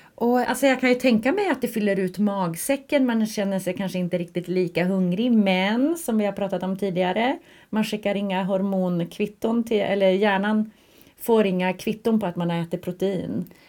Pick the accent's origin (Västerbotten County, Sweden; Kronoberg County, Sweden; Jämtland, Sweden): Västerbotten County, Sweden; Skellefteå; now in Stockholm, Sweden; hemma i Skellefteå